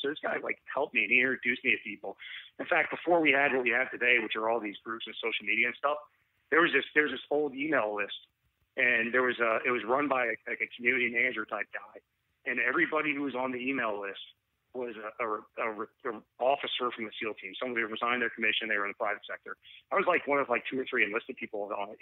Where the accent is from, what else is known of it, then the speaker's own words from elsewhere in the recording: Atlanta, Georgia, United States; also born or lived in Raleigh, North Carolina; Atlanta is my hometown